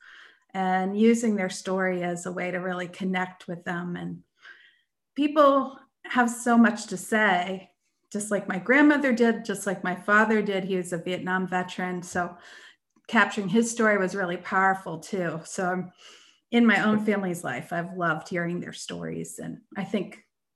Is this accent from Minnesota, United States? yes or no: no; Erie, Pennsylvania, United States; I grew up in Erie, Pennsylvania